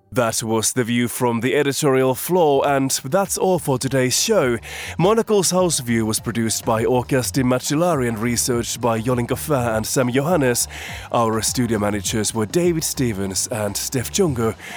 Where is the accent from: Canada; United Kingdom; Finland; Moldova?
Finland; moved away; my home country of Finland